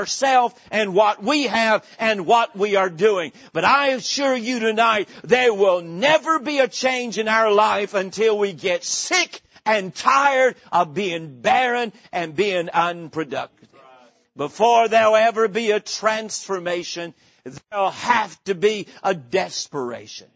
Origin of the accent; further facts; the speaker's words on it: Boone, North Carolina, United States; moved away; I was born in the mountains of North Carolina, grew up in the little town of Boone